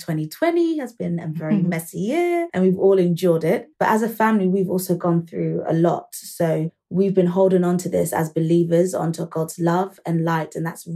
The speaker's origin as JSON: {"language": "English", "region": "London", "country": "United Kingdom", "said": "We are two sisters from London, United Kingdom."}